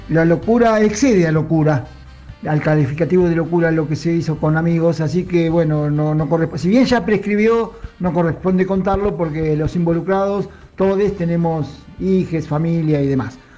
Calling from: Benavides, Buenos Aires Province, Argentina; de Benavides.

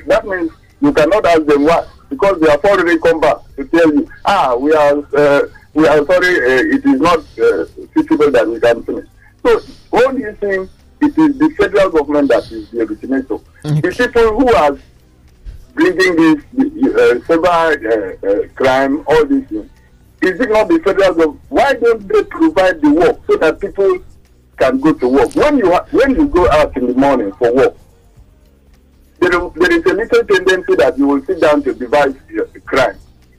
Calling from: Apapa, Lagos, Nigeria; I'm calling from Apapa.

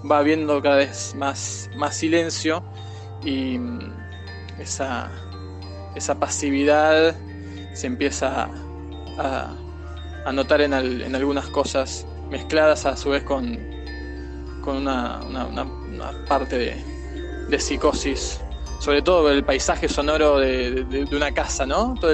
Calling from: Buenos Aires, Argentina; de Buenos Aires.

